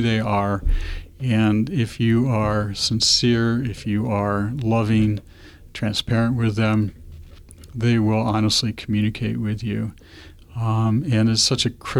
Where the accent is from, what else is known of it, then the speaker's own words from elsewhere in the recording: Cleveland, Ohio, United States; moved away as an adult; now in Binghamton, United States; I'm originally from Cleveland